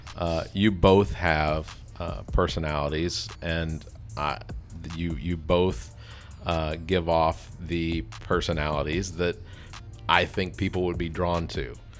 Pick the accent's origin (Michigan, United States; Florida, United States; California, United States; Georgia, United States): Georgia, United States; Atlanta; moved away as an adult; now in Columbia area, South Carolina, United States; I'm originally from Atlanta, That was where I was born and raised. I moved here when I was twenty.